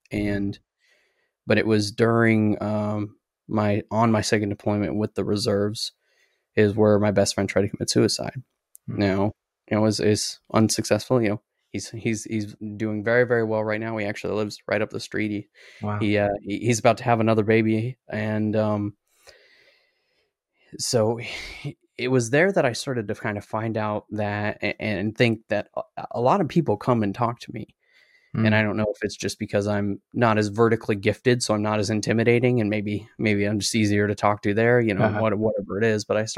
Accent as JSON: {"language": "English", "region": "South Dakota", "country": "United States", "said": "I'm originally from South Dakota, and I don't have that accent anymore."}